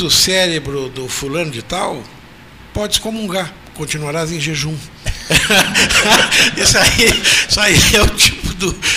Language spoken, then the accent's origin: Portuguese; Pedro Osório, Rio Grande do Sul, Brazil; Pedro Osório, onde eu nasci